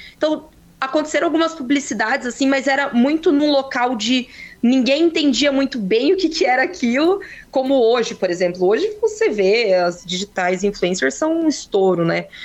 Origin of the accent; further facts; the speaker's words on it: Ourinhos, São Paulo, Brazil; Eu sou de Ourinhos, interior de São Paulo